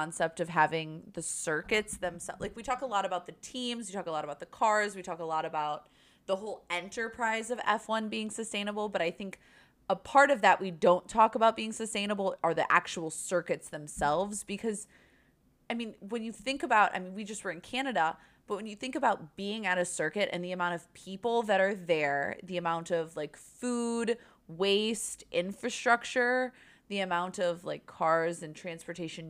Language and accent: English; United States; As an American